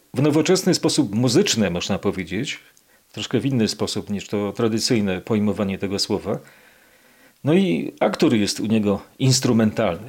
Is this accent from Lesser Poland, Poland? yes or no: yes; Kraków, Lesser Poland, Poland; Ja jako nowochucianin